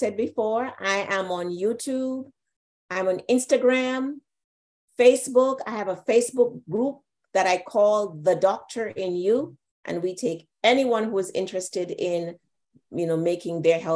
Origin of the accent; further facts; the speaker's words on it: Jamaica; I'm from Jamaica